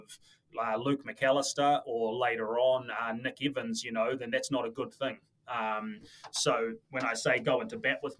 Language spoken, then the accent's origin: English; Auckland, New Zealand; moved away as an adult; also born or lived in Dublin, Ireland; I was born and bred in Auckland